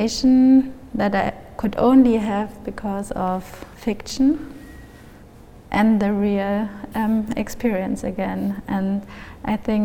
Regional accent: Germany; also born or lived in Munich; I grew up in Germany, and there are so many influences from the US

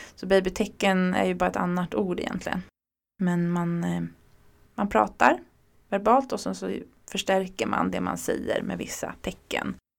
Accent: Örebro, Örebro County, Sweden; now in Stockholm, Sweden; Jag är uppvuxen i Örebro

